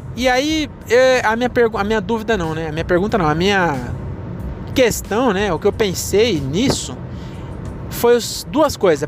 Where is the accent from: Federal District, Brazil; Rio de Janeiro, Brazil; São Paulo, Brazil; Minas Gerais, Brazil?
São Paulo, Brazil; Francisco Morato; eu nasci em São Paulo, mas meus pais não vieram da Bahia